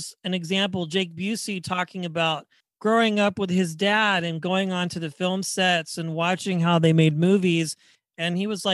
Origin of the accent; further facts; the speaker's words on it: Wichita, Kansas, United States; I'm from Wichita, Kansas